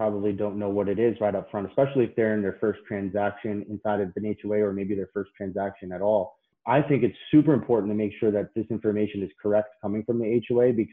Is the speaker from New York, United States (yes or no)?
yes; Patchogue, New York, United States; moved away as an adult; now in Florida, United States; I grew up in Patchogue, Long Island.